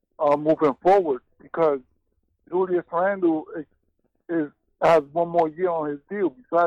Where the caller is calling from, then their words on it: New York City, New York, United States; I'm calling from the Bronx.